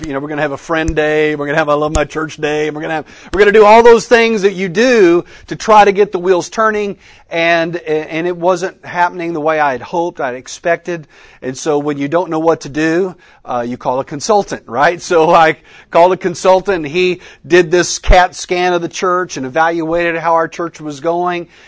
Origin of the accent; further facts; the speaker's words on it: Texas, United States; moved away as an adult; also born or lived in Oklahoma; now in Colleyville, United States; I'm a Texan by birth